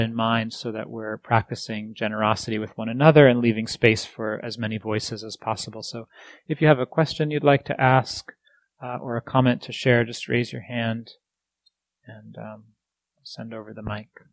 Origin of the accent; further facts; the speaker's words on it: East Coast, United States; moved away; I grew up on the East Coast